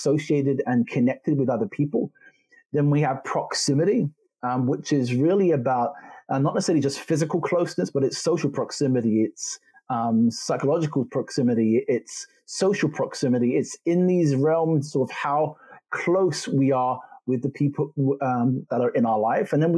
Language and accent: English; London, United Kingdom; also born or lived in Jamaica / Germany; I'm a Jamaican farm boy who grew up in London, studied in Germany